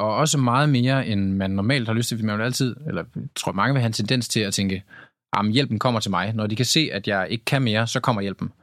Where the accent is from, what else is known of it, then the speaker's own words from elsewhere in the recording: Tylstrup, North Denmark Region, Denmark; moved away; jeg var hjemme i Tylstrup, hvor jeg kommer fra, en lille bitte øh, landsby